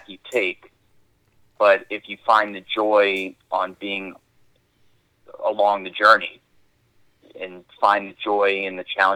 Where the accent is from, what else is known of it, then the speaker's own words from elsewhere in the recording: New Orleans, Louisiana, United States; I'm from New Orleans